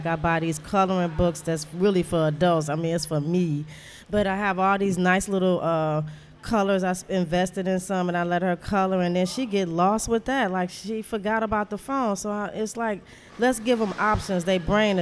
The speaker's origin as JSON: {"language": "English", "town": "Detroit", "region": "Michigan", "country": "United States", "also_born_or_lived": "Louisiana", "said": "I'm from Detroit"}